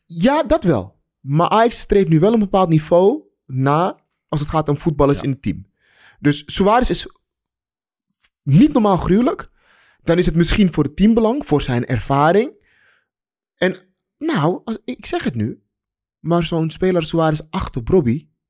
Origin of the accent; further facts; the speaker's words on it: Amsterdam, North Holland, Netherlands; wij Amsterdammers